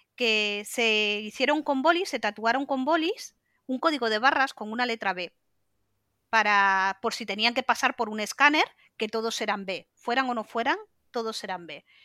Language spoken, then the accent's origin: Spanish; Santander, Cantabria, Spain; yo soy de Cantabria, de Santander